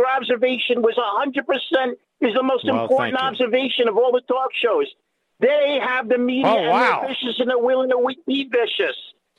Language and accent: English; New York City, New York, United States; I'm from Brooklyn, old school.